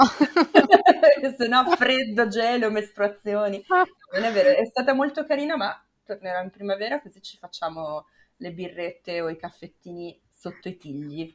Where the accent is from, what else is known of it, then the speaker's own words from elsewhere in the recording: Milan, Lombardy, Italy; moved away as an adult; io sono di Milano